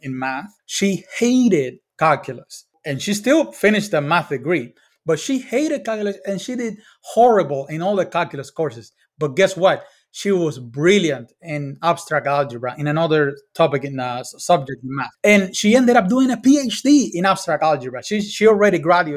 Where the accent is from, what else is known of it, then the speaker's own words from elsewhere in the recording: Cuba; I grew up in Cuba